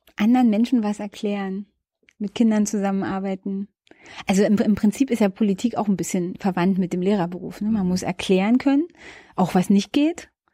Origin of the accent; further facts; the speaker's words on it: Berlin outskirts, Brandenburg, Germany; moved away as an adult; now in Berlin, Germany; Ich bin ja ähm, im Berliner Umland groß geworden